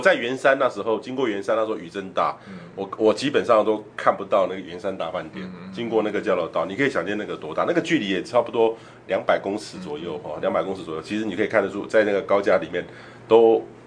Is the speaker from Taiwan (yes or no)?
yes; Taiwan; 一般我们台湾人描述这个